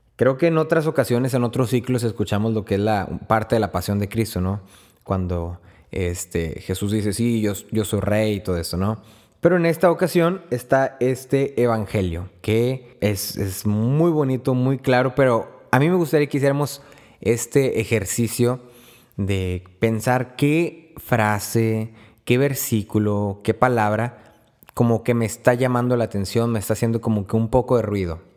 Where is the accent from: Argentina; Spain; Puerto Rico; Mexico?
Mexico; Río Bravo, Tamaulipas; soy de Río Bravo, Tamaulipas